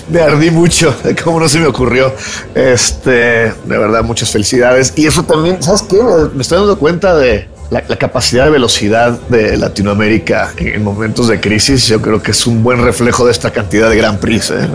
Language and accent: Spanish; Mexico; como mexicano